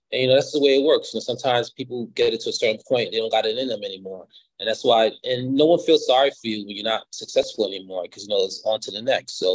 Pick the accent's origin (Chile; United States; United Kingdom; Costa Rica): Costa Rica; born there; so I was born in Costa Rica, so they wanted a designer to come to the house